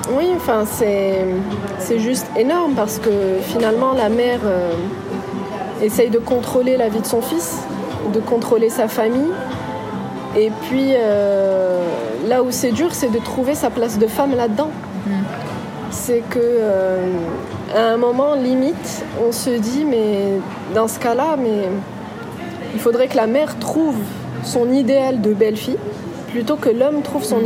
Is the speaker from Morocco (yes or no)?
yes; Casablanca, Casablanca-Settat, Morocco; moved away as an adult; also born or lived in France; Je suis née à Casablanca, j'ai grandi à Casablanca et à 18 ans j'ai quitté le Maroc pour aller en France